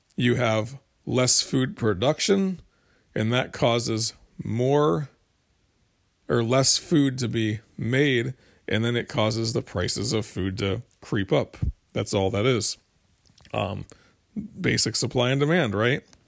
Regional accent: United States; we're American

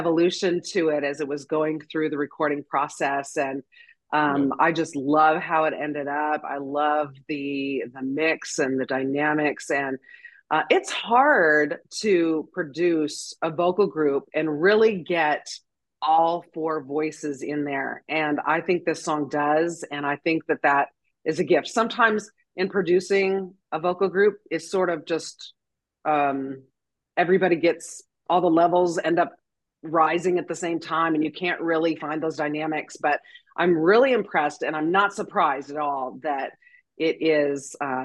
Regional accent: Montana, United States; moved away; I just got back from Montana, and that's where I'm born and raised.

